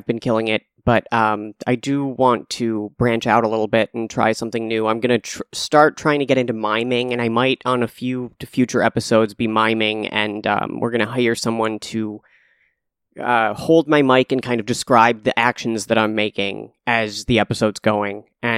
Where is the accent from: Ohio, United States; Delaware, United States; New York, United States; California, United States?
California, United States; Calabasas; I was in my hometown of Calabasas, California